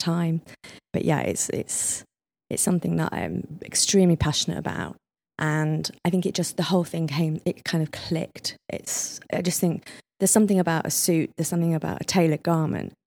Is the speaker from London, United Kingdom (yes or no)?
no; Leeds, Yorkshire and the Humber, United Kingdom; moved away; I came from Leeds